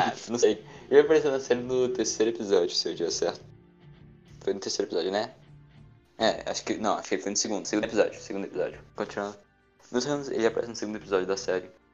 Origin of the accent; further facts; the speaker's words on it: Maranhão, Brazil; also born or lived in Goiás; eu já sou maranhense, misturado com é goiano.